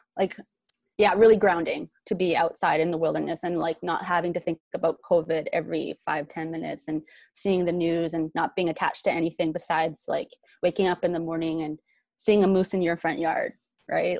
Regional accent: Vancouver, British Columbia, Canada; I grew up in Van City in East

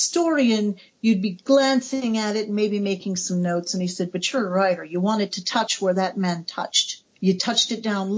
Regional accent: United States; I'm American, my country is 200 years old

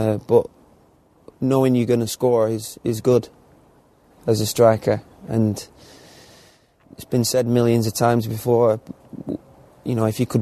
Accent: England, United Kingdom; being English

